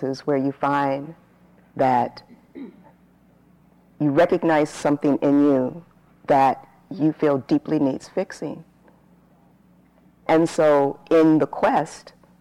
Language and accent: English; San Bernardino, California, United States; So I grew up in Southern California. I lived outside of LA, a smaller town